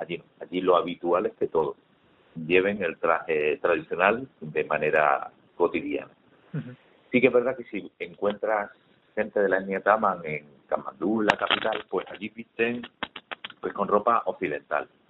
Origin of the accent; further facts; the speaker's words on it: Málaga, Andalusia, Spain; yo soy malagueño, tengo casi 50 años